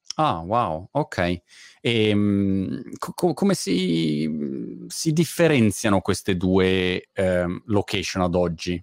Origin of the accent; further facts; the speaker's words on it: Milan, Lombardy, Italy; moved away as an adult; Milano, che è la mia città natale